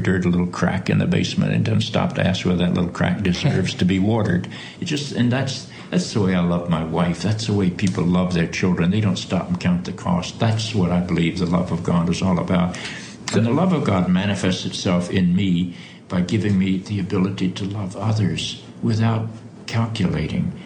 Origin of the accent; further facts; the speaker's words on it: the South, United States; When I grew up in the South, I grew up in an evangelical Episcopal church